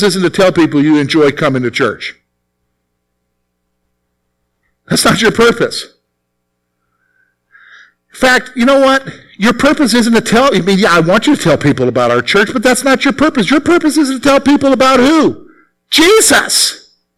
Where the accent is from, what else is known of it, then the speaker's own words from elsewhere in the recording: the Carolinas, United States; moved away as an adult; now in Pennsylvania, United States; I'm from the Carolinas, all right? So I'm not from around here. All right, I'm not a Pennsylvania guy. Even though I lived here 17 years